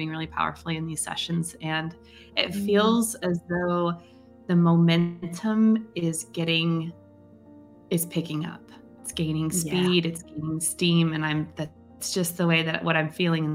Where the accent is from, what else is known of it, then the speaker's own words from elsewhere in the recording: Tasmania, Australia; I'm from Tasmania in Australia, right down south, beautiful island.